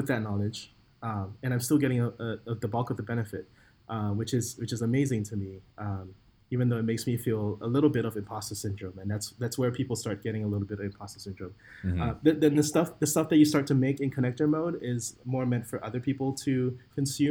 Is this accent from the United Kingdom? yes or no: no; Singapore; I'm from Singapore